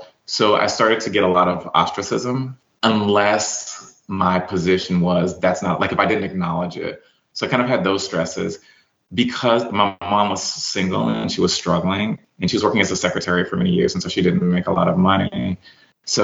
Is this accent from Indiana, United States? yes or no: no; Yazoo City, Mississippi, United States; also born or lived in Phoenix, Arizona; It's because I was born in Phoenix, Arizona, because my mom went there with my dad for college. And that's where I was born. Well, they divorced. She ended up, when I was about 5, coming to Yazoo City, Mississippi.